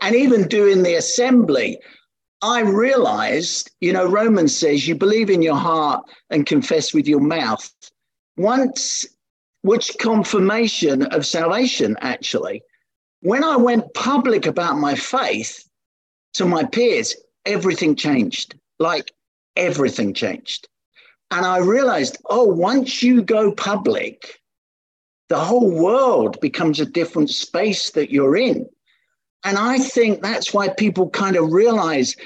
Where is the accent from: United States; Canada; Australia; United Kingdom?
United Kingdom; London; I was born in the East End of London in Hackney